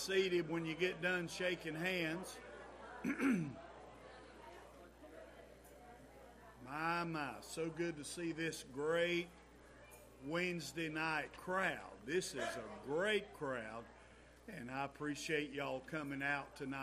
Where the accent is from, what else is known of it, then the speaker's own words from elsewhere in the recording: Brown Mountain, United States; We grew up in Brown Mountain.